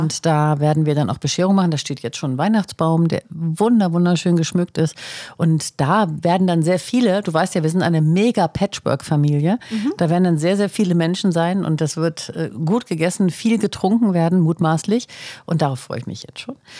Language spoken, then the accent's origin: German; Northern Germany, Germany; bei uns in Norddeutschland